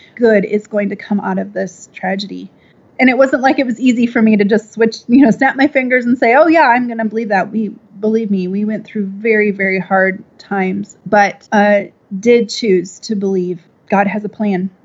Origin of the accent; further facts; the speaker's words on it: Minnesota, United States; now in Austin, United States; I'm from the Midwest, Minnesota, actually.